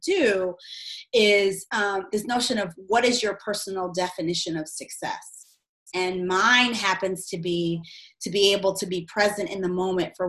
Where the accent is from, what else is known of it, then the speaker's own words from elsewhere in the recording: United States; also born or lived in Australia; living abroad as an American